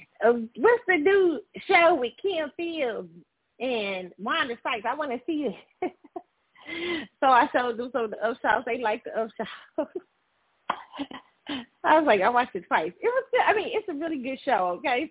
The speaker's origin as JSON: {"language": "English", "town": "Kansas City", "region": "Missouri", "country": "United States", "tie": "born or raised there", "moved": "yes", "said": "I'm in Kansas City. I'm in my hometown right now"}